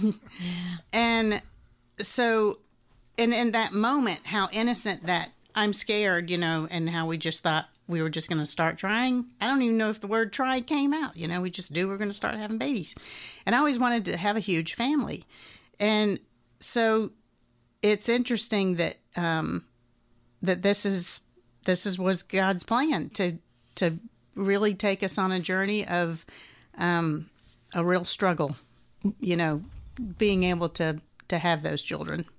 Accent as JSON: {"language": "English", "town": "Atlanta", "region": "Georgia", "country": "United States", "tie": "born or raised there", "said": "I grew up here in Atlanta"}